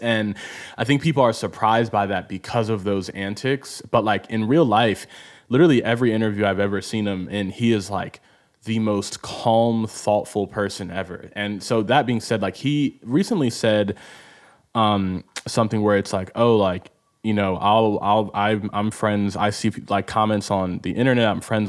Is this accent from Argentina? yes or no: no; Nigeria; especially as a Nigerian myself